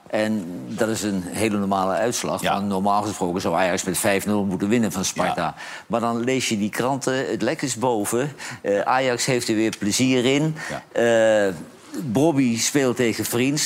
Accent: Netherlands; als Nederlander

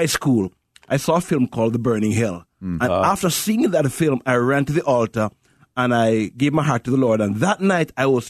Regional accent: Jamaica; now in Chicago, United States; I grew up in Jamaica, grew up in a poor family, but we had lots of Jesus.

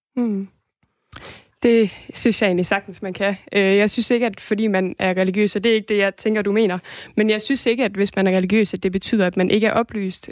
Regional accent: Denmark; jeg er dansker

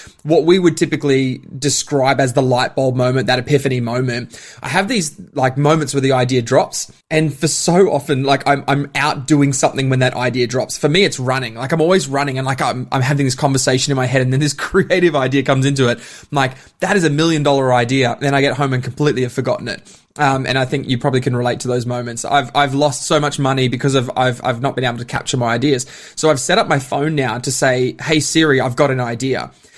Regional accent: Bundaberg, Queensland, Australia; now in Melbourne, Australia; Yeah, I'm a Bundy boy, which is always funny to say that, but I'm definitely Melburnian by choice.

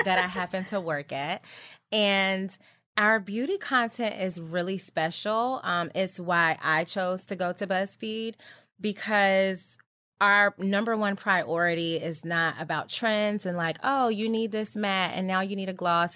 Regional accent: Georgia, United States; also born or lived in Virginia; I'm from Georgia and, well, born in Virginia, but my dad retired in Georgia. Anyway, so I basically grew up in Georgia

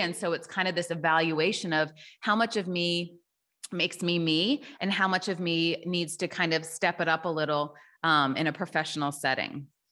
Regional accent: Tennessee, United States; also born or lived in Chicago; now in Milwaukee, United States; I live in Milwaukee, Wisconsin, but I'm from Tennessee originally

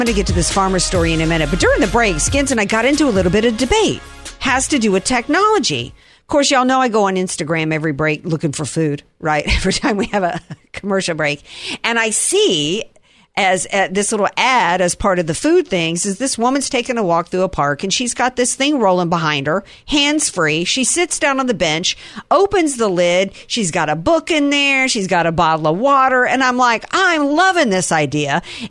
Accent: Southern US, United States; I know I'm a Southerner. I know we're all supposed to love to get our hands dirty.

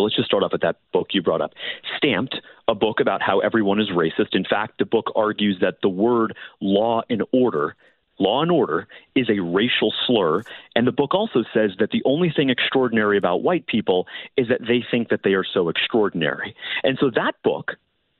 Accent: Florida, United States; my home state of Florida

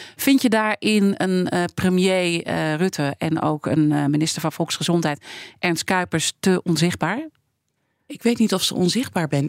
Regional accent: Netherlands; wij als Nederlanders

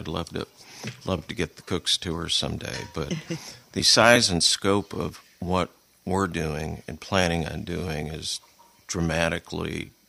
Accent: California, United States; moved away as an adult; also born or lived in Coldwater, Michigan; now in Saugatuck, United States; I grew up in California, went to school at Southern Cal, and so kind of my home was Zuma Beach. So, although my family's from Coldwater, I have strong ties to L.A.

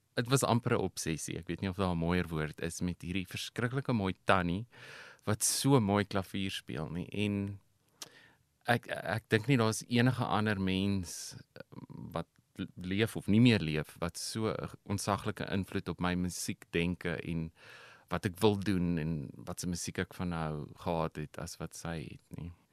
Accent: Pretoria, Gauteng, South Africa; also born or lived in United States; Ek is in Pretoria gebore. Inteendeel, ek bly nog steeds in dieselfde huis as waar in my ouers my as 'n babatjie ingedra

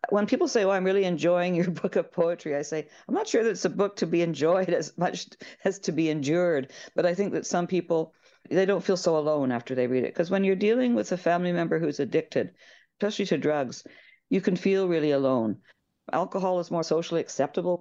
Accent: Victoria, British Columbia, Canada; moved away as an adult; also born or lived in Ireland; now in Haida Gwaii, Canada; I grew up on Vancouver Island

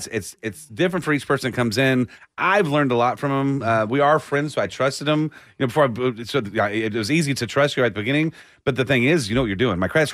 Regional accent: Austin, Texas, United States; growing up in Austin

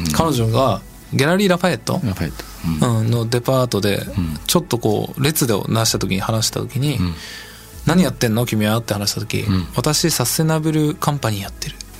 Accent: Fukui, Japan; 僕は福井出身なんですけど

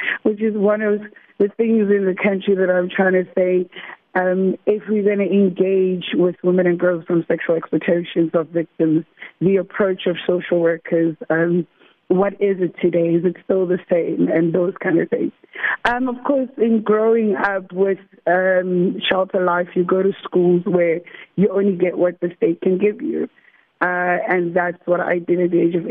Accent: Cape Town, Western Cape, South Africa; I grew up in the Western Cape, Cape Town, Woodstock, the District 6 side.

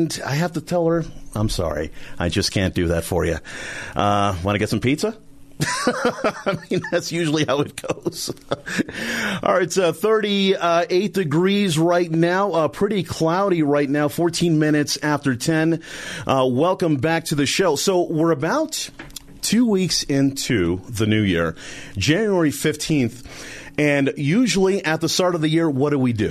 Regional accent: East Coast, United States; now in Denver, United States; I'm actually from the East Coast.

